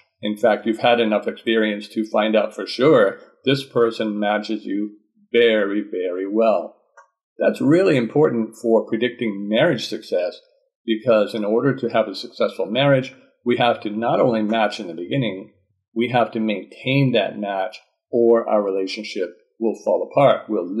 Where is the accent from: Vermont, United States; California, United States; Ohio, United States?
Vermont, United States; now in Georgia, United States; I'm from the USA, I'm from Vermont, and have traveled many places and lived in many places in the United States. Currently, I live in Georgia with my wife from Japan.